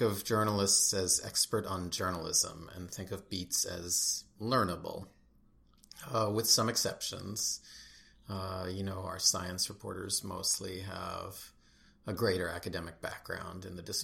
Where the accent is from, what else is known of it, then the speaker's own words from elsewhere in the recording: Newton, Massachusetts, United States; I grew up in Newton, Massachusetts, which is just outside Boston.